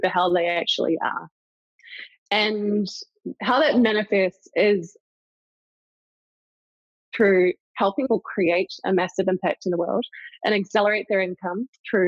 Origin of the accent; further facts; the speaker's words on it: New Zealand; I grew up in a very isolated part of New Zealand